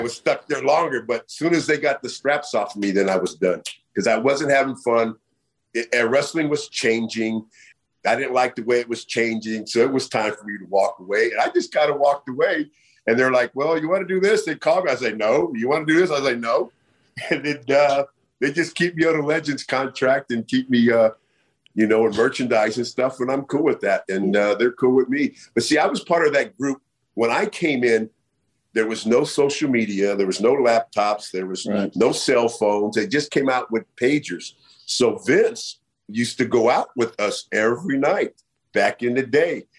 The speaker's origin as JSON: {"language": "English", "area": "Bay Area", "region": "California", "country": "United States", "said": "I'm from the Bay Area"}